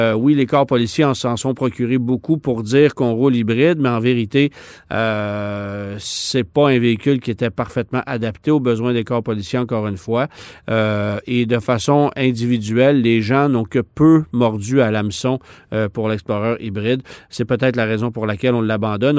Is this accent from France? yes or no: no; Canada; chez nous à Alliston en Ontario